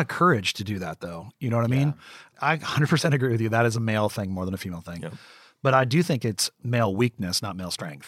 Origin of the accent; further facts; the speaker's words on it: West Virginia, United States; I grew up in West Virginia in the coal mines of West Virginia.